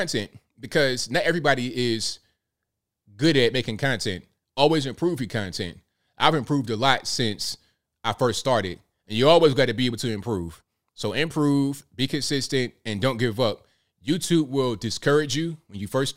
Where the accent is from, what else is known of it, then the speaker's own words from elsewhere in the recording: Virginia Beach, Virginia, United States; also born or lived in Newport News, Virginia; now in Chattanooga, United States; I grew up in Virginia Beach, that area